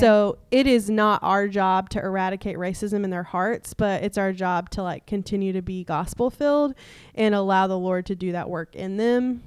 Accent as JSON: {"language": "English", "region": "East Tennessee", "country": "United States", "moved": "yes", "said": "I am from East Tennessee, which is s, six hours away from where we were living"}